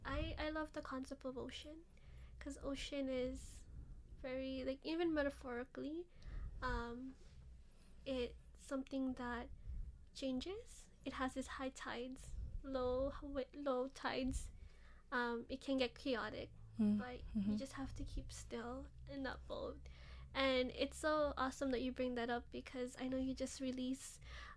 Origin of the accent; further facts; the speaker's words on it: Philippines; first language Ilocano; English is a second language; It's so beautiful, and not giving this credit to my mother tongue of Ilocano, but it's just Bisaya, Cebuano has a lot of kind of deep meanings.